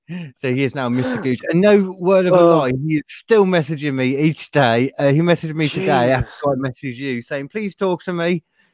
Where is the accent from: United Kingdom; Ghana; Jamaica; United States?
United Kingdom; England; we're English